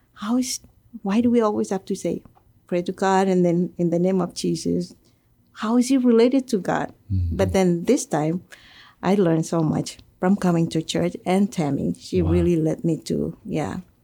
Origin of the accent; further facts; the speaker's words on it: Marshall Islands; now in Guam; I come from the Marshall Islands. I was uh, born and raised there